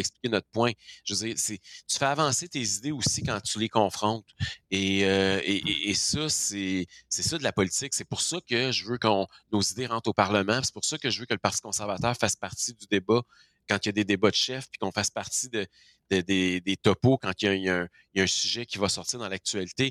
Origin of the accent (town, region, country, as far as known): Quebec, Canada